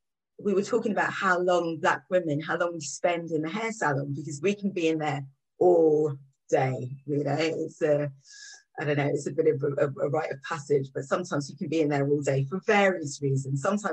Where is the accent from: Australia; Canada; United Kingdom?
United Kingdom; England; now in London, United Kingdom; So I grew up outside of London before I came into London and had a very similar experience to other people.